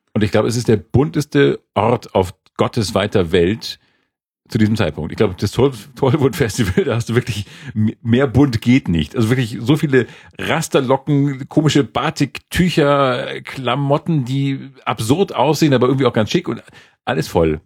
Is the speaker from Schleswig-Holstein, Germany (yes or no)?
yes; Schleswig-Holstein, Germany; moved away; Also Schleswig-Holstein nördlich der Elbe, also nörd, die Gebiete nördlich der Elbe und westlich von Lübeck so ungefähr. Das ist so meine Heimat.